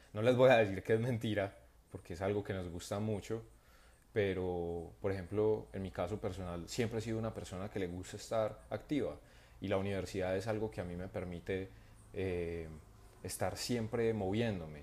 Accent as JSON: {"language": "Spanish", "town": "Medellín", "region": "Antioquia", "country": "Colombia", "also_born_or_lived": "Bogotá", "moved": "as an adult", "said": "yo no soy de Bogotá también, entonces estoy fuera, estoy en Medellín y donde viven mis padres"}